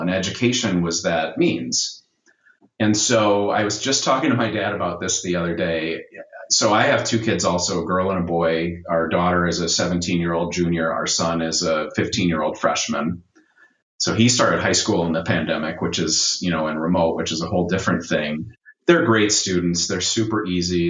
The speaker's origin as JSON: {"language": "English", "town": "Milwaukee", "region": "Wisconsin", "country": "United States", "tie": "born or raised there", "said": "I'm from the city of Milwaukee uh, and grew up there"}